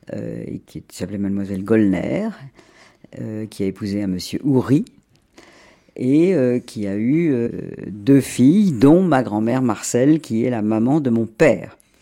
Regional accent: Monaco; je suis né en effet à Monaco parce que mes parents

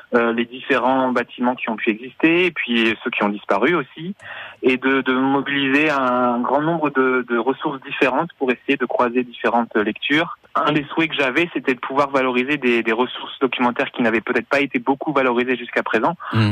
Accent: Limoges, Nouvelle-Aquitaine, France; je suis originaire de Limoges

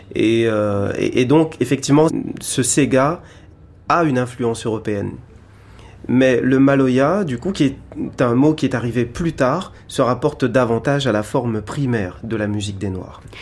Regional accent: Réunion; je viens de l'île de la Réunion

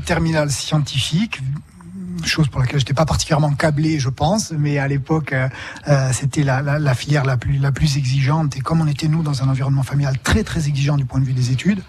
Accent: Bastia, Corsica, France; Je suis né à Bastia il y a longtemps, à présent

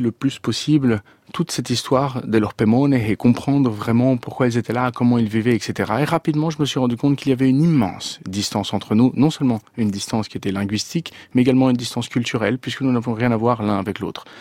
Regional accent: France; also born or lived in Venezuela; je suis né en France d'un père chilien

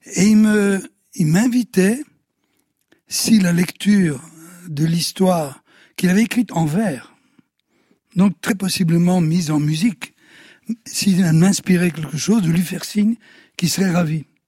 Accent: Sicily, Italy; moved away; also born or lived in Belgium; de la Sicile, euh, dont je suis originaire, et de la Belgique

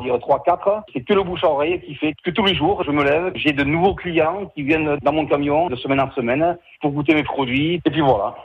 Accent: Pey, Nouvelle-Aquitaine, France; je suis de Paye entre Pérorade et saint saint

